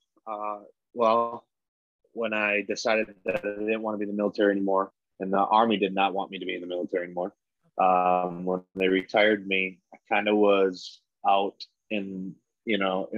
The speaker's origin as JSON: {"language": "English", "region": "Wisconsin", "country": "United States", "tie": "born or raised there", "said": "I'm from Wisconsin. I grew up in a small town of like 2,500."}